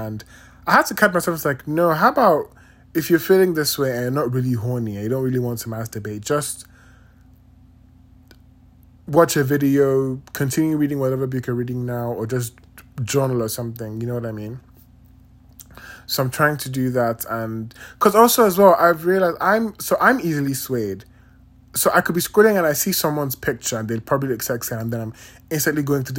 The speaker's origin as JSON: {"language": "English", "country": "Nigeria", "moved": "yes", "said": "And I've realized ever since I moved from Nigeria, I don't have like actual cubes of sugar."}